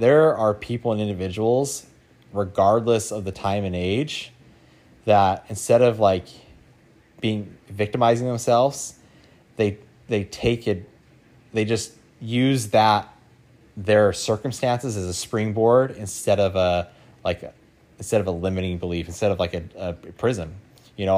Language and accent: English; Idaho, United States; moved away; I grew up in Idaho